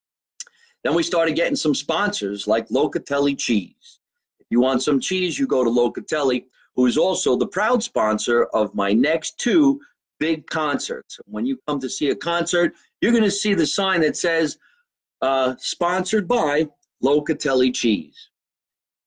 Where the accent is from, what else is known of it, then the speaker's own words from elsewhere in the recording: New Jersey, United States; I was born in New Jersey